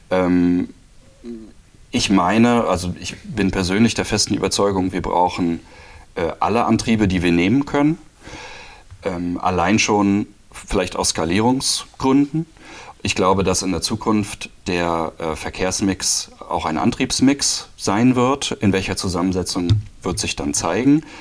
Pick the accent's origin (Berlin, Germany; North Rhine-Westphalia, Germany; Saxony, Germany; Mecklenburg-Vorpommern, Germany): Mecklenburg-Vorpommern, Germany; Elektromobilität in MV, äh, weil das schon immer auch für mich so ein persönliches Thema gewesen ist, weil ich komme hier quasi aus der Ecke